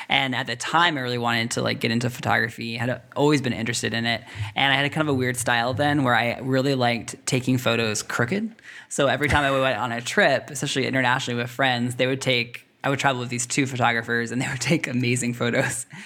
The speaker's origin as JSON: {"language": "English", "country": "Russia", "tie": "born or raised there", "moved": "yes", "lives_now": "Washington, United States", "said": "I grew up in Russia my whole life, so even when it snows, it's no big deal."}